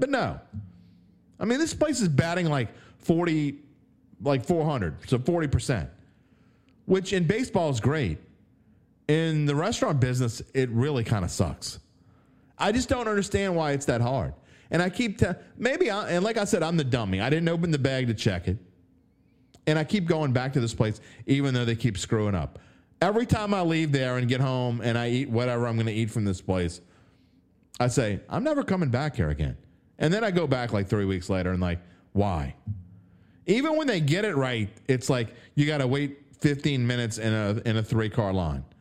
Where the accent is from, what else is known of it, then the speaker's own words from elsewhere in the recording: West Bank, Louisiana, United States; I'm from the West Bank